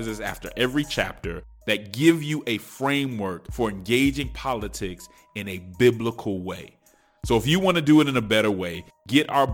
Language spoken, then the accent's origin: English; Denver, Colorado, United States; moved away; I'm from Denver, Colorado